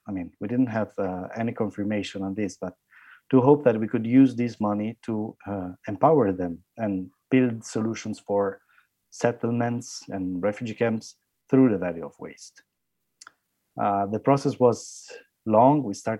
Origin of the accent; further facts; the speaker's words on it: Italy; English is a second language; I'm from Italy, and the size of Lebanon is the size of one of the smallest regions in Italy.